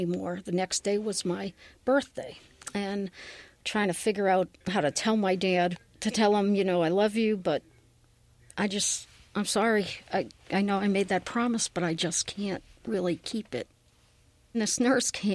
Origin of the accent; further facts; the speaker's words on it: Worcester, Massachusetts, United States; I am originally from Worcester, Massachusetts